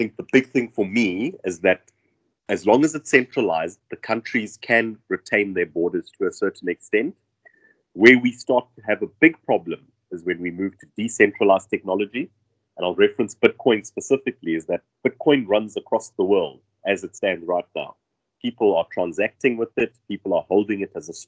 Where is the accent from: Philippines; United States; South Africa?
South Africa; I as a South African work in Germany full-time and live in South Africa